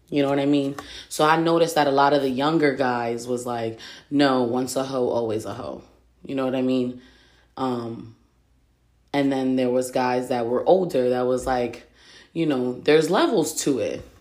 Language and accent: English; Reading, United States; Like I grew up in Reading, and it's one of those things where like everything gets around. Reading is so fucking small.